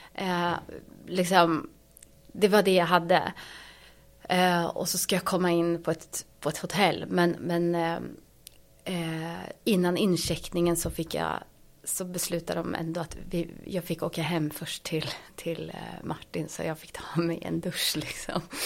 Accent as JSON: {"language": "Swedish", "country": "Sweden", "also_born_or_lived": "Ethiopia", "moved": "as an adult", "said": "jag är ju svensk"}